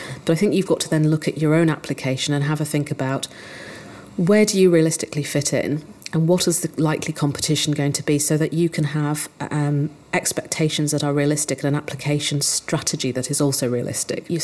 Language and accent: English; Yorkshire and the Humber, United Kingdom; moved away; I grew up in North Yorkshire